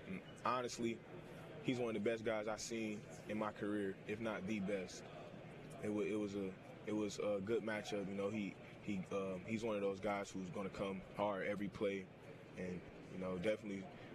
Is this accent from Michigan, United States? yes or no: yes; Detroit, Michigan, United States; I'm from Detroit, Michigan.